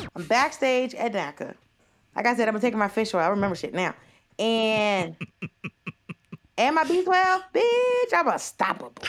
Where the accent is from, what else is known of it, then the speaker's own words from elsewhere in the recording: Gwinnett, Georgia, United States; I'm from Gwinnett. Y'all know I'm from the suburbs